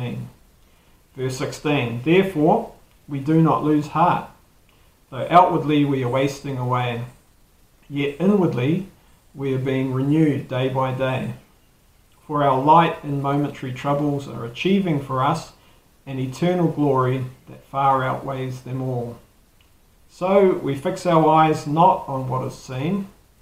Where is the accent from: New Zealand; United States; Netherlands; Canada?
New Zealand; accent: Kiwi